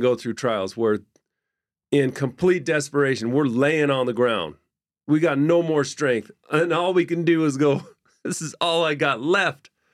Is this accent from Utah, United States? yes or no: yes; Orem, Utah, United States; I grew up in Orem